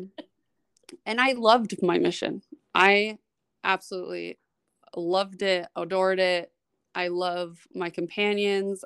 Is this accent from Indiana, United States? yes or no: no; Utah, United States; also born or lived in New York City / Florida; was actually born and spent my childhood in New York City till I was about eight or nine years old, and we moved back here to Utah, um, where my parents were from. So, I'm, I'm a New York baby with raised in Utah